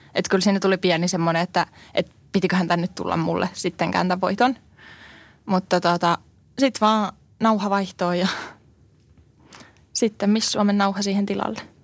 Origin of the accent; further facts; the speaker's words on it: Finland; moved away as an adult; also born or lived in Cyprus; mä oon Suomesta